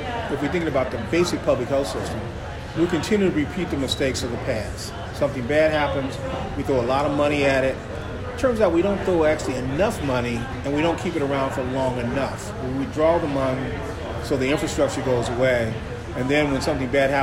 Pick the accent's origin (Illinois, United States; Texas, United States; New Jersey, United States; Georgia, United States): Illinois, United States; Chicago; I grew up in Chicago